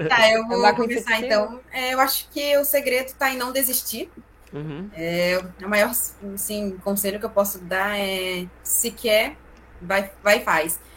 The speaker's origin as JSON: {"language": "Portuguese", "region": "Pará", "country": "Brazil", "said": "a gente é paraense, né? E a gente vai lá pro meião do mato, lá na Ilha do Marajó."}